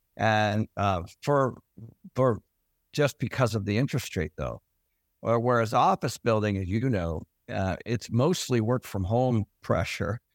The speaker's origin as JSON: {"language": "English", "town": "Everett", "region": "Washington", "country": "United States", "tie": "born or raised there", "said": "I grew up in Everett"}